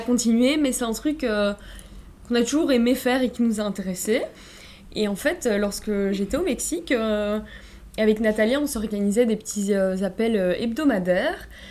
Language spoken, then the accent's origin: French; Brussels, Brussels-Capital Region, Belgium; je suis née et j'ai grandi à Bruxelles, en Belgique